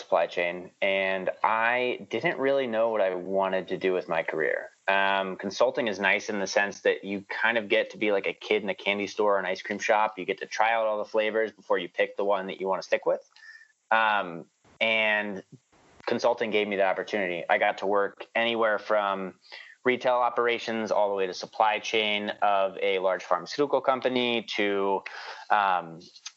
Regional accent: New York, United States; also born or lived in Indiana; we lived in Indiana until I was 9 years old. After I turned 9, we basically picked up and moved to New York

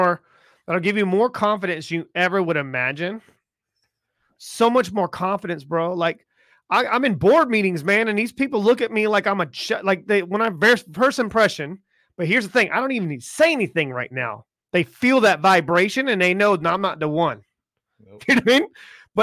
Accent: the South, United States; Like, I grew up in the South. Okay. And I grew up in the South as an Italian, you know what I mean?

